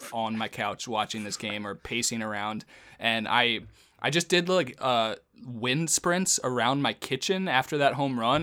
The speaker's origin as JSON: {"language": "English", "region": "Northern Virginia", "country": "United States", "tie": "born or raised there", "moved": "yes", "said": "I grew up in Northern Virginia"}